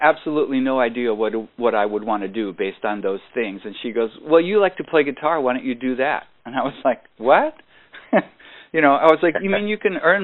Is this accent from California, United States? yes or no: yes; San Jose, California, United States; also born or lived in Berkeley, California; I was born in Berkeley, but I, you know, grew up in San Jose